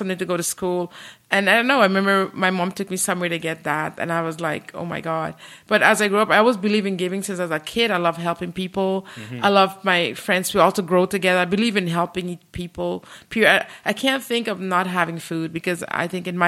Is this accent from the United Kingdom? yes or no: no; Guyana; now in Canada; I'm from Guyana